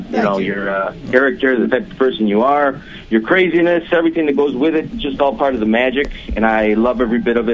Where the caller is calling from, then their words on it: St. Charles, Illinois, United States; Right now … I'm calling from St. Charles, Illinois.